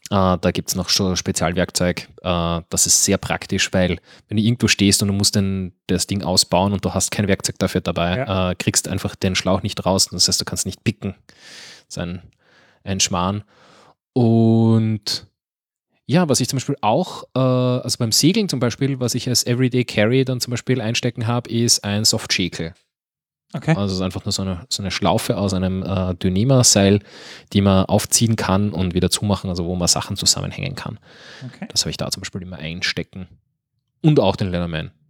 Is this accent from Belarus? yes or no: no; Switzerland; als Schweizer, nicht